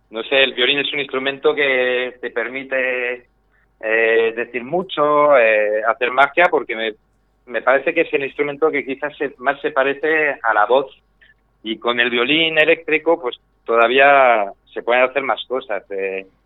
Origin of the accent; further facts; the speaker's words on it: France; now in Spain; Eh, soy francés, pero vamos, de francés me queda poco, me queda que me gusta el queso, que huele mal, y eso es más o menos lo que me queda, porque llevo en España prácticamente la mitad de mi vida.